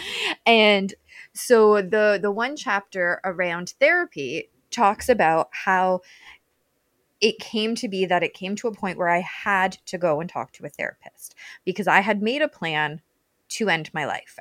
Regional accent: Canada; now in Welland, Canada; I'm Canadian too

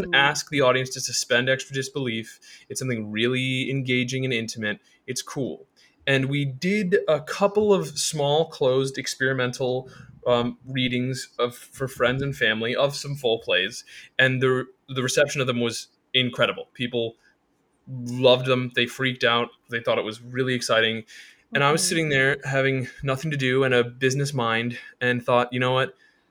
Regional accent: Laytonsville, Maryland, United States; moved away as an adult; also born or lived in Evanston, Illinois; now in New York City, United States; growing up in Laytonville, Maryland

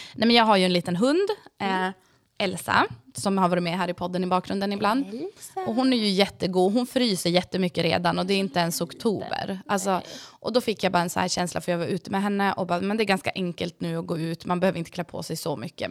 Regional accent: Sweden; Jag är ju uppvuxen uppe på Marieberg

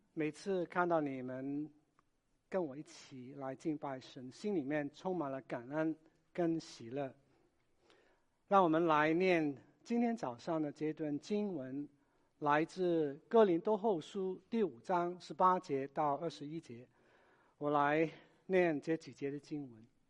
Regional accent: Hong Kong; moved away; 我也是来自香港的

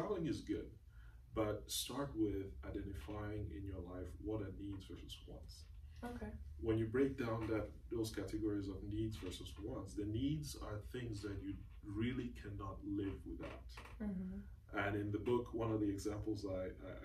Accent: Cameroon; moved away; I'm originally from Cameroon

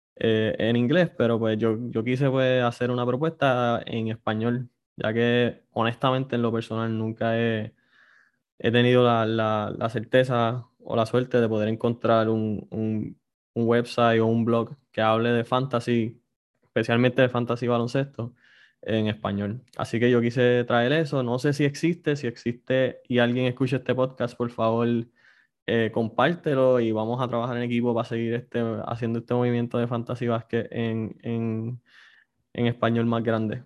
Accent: Puerto Rico; somos puertorriqueños

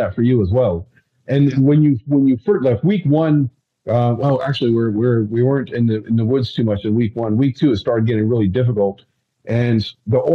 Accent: Ireland; I'm Irish

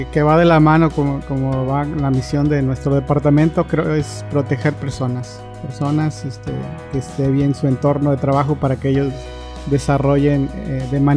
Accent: Monterrey, Nuevo León, Mexico; yo vengo de la ciudad de Monterrey

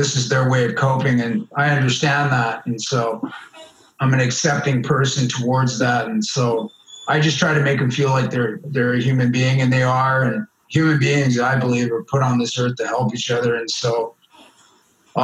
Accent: Richmond, British Columbia, Canada; also born or lived in Vancouver; I grew up in Richmond. And how did I wind up in the downtown East Side of Vancouver?

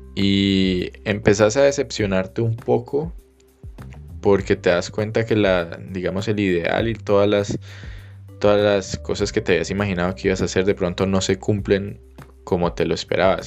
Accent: Colombia; moved away as an adult

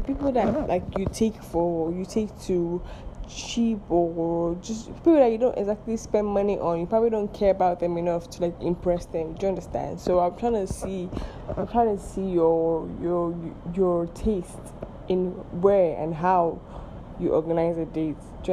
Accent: Nigeria; I am Nigerian

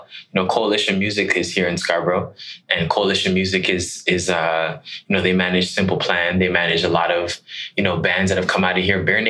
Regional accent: Accra, Greater Accra, Ghana; Yeah, I mean, I'm from Ghana. I'm from Accra.

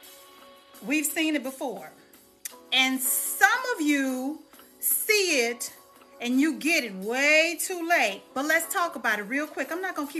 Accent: Dallas, Texas, United States; now in Charlotte, United States; I am in my hometown of Dallas, Texas

